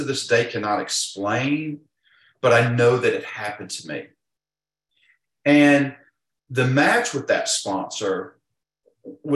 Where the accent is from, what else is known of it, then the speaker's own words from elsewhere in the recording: Georgia, United States; accent: drawl; I'm from Georgia, if you cannot tell from my draw